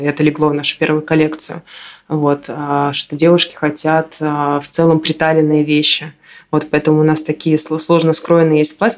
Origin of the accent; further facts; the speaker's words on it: Minsk, Belarus; я из Минска